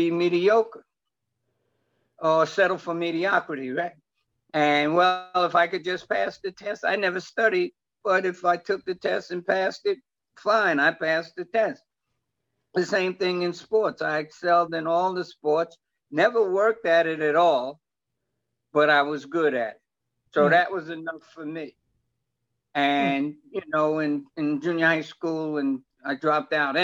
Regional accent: New York City, New York, United States; born and raised in New York, up in Harlem

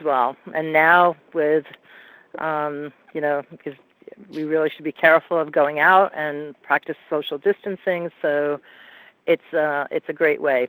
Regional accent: Hyde Park, New York, United States; moved away; Hyde Park, New York, is my hometown, so I'm looking to go back

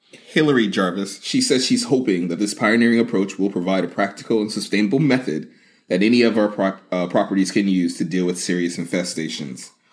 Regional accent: United States; as an American

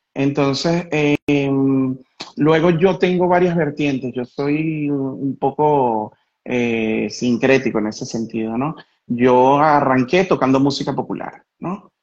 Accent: Caracas, Capital District, Venezuela; moved away as an adult; now in Italy; fui a mis raíces como caraqueño, nacido en la, en la Parroquia Katia y crecido toda mi historia de vida hasta los 38 años en el Marqués

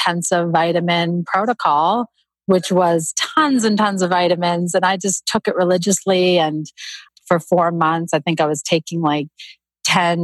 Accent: Canada; moved away as an adult; also born or lived in Toronto, Canada; now in United States; I grew up in Canada and I was living in Toronto at the time.

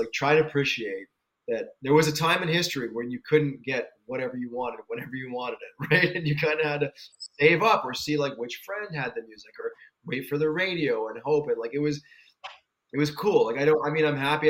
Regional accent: Canada; because of our age and being Canadian

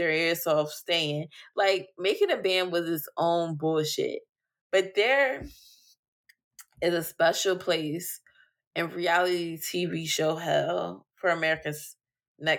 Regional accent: United States; I'm a black American

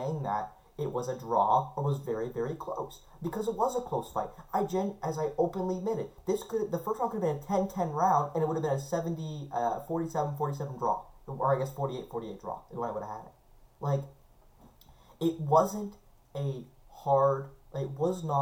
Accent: Canada; as a Canadian

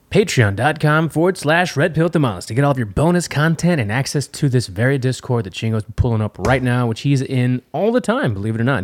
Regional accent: United States; I'm American

